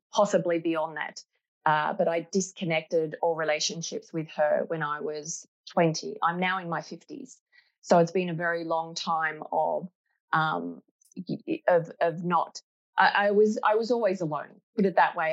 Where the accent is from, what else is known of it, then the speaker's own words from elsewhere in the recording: Australia; I was born in Australia